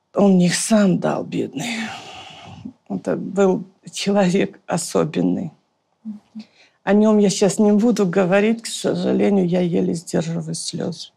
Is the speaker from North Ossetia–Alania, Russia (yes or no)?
yes; Vladikavkaz, North Ossetia–Alania, Russia; moved away as an adult; also born or lived in Moscow; Я сама из Осетии, из Владикавказа